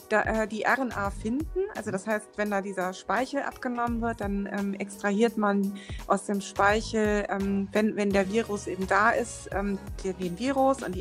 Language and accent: German; Frankfurt, Hesse, Germany; born there; ich bin sogar in Frankfurt geboren.